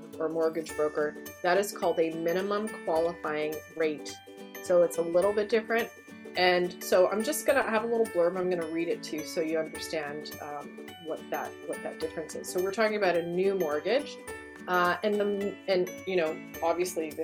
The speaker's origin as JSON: {"language": "English", "country": "Canada", "also_born_or_lived": "Greater Toronto Area, Ontario", "said": "we're Canadian"}